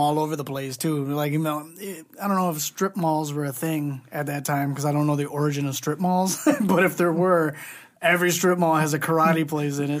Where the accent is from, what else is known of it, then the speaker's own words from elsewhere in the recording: Southgate, Michigan, United States; I, I grew up in Southgate